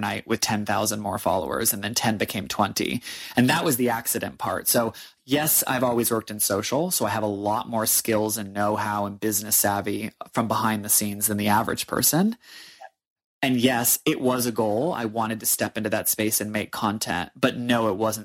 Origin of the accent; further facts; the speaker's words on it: New Hampshire, United States; moved away as an adult; also born or lived in New York City; now in Australia; I am born and bred in the state of New Hampshire in the United States